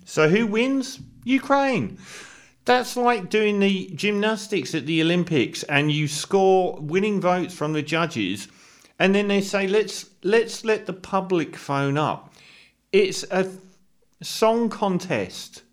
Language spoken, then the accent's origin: English; United Kingdom; speaking as a Brit here